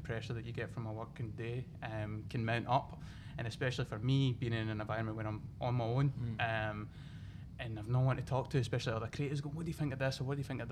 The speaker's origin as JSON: {"language": "English", "town": "Gourock", "region": "Scotland", "country": "United Kingdom", "tie": "born or raised there", "also_born_or_lived": "London", "moved": "as an adult", "said": "I'm based in my hometown in Gourock in Scotland"}